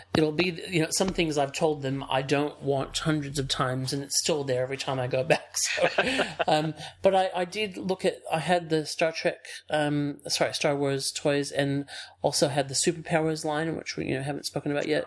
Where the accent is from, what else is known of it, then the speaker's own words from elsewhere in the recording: outside of Chicago, Illinois, United States; moved away; also born or lived in Ohio; my family moved to Illinois um, when I was uh, three, which and grew, I grew up outside of Chicago